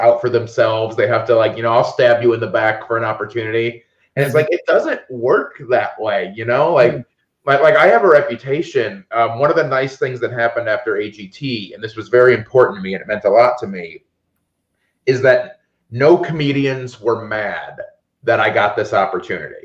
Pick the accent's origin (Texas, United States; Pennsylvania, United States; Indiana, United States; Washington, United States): Indiana, United States; Northwest; My hometown was maybe 3,000 people, little town in Northwest Indiana.